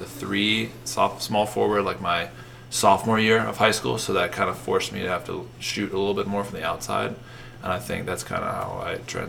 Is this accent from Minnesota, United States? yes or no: yes; St. Paul, Minnesota, United States; moved away as an adult; now in Philadelphia, United States; Yeah, I'm from St. Paul. Okay. Like, right outside St. Paul.